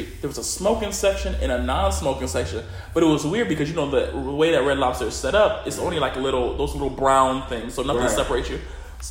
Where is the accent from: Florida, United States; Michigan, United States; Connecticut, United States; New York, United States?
Connecticut, United States; Bridgeport; moved away; I'm from Bridgeport